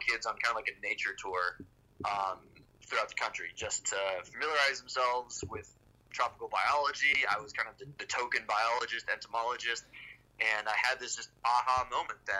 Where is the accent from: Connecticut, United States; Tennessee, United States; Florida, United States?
Florida, United States; moved away as an adult; now in Boulder, United States; I was born and raised in Florida